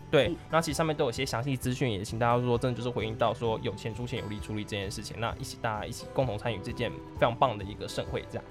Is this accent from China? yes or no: no; Taiwan; 最后我们都是台湾人